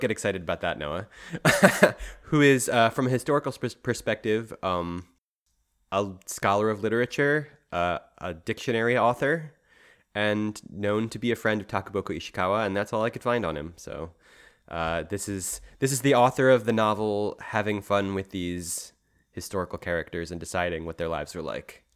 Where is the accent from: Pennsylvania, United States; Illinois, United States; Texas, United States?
Pennsylvania, United States; Philadelphia; as a Philadelphian